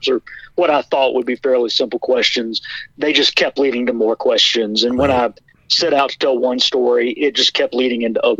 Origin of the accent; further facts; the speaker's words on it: North Carolina, United States; my home state of North Carolina